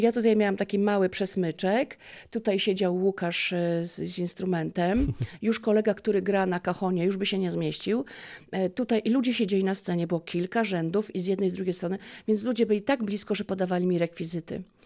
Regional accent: Lubin, Lower Silesian Voivodeship, Poland; also born or lived in Polkowice / Głogów / Legnica; urodziłam się w Polkowicach, mhm. E, w Lubinie szkoła podstawowa

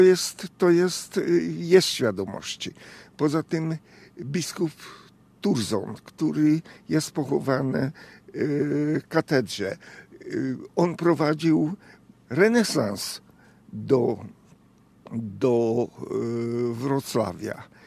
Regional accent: Hungary; Polish is a second language; moved away as an adult; now in Poland; Jestem absolutnie Węgrem

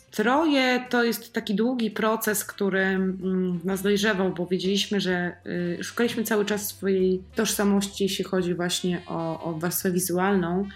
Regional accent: Poland; z różnych regionów Polski, z naszych regionów, z których z których my pochodzimy

